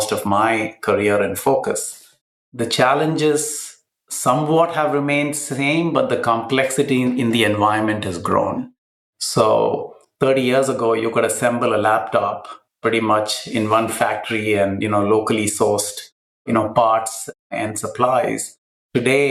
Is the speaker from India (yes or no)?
yes; Kochi, Kerala, India; in the south of India, in my hometown of Cochin.